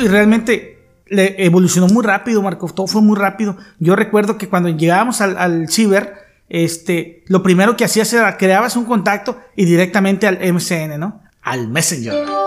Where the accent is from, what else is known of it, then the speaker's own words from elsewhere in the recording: Mexico; como buen mexicano